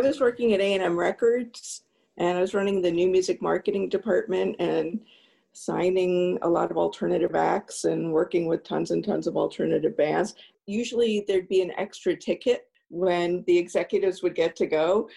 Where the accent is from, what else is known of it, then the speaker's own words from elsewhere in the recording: East Coast, United States; I grew up on the East Coast